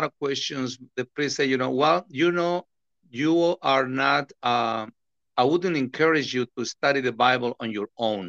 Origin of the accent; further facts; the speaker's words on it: Mexico; English is a second language; also born or lived in Los Angeles; now in United States; I was born and raised in Mexico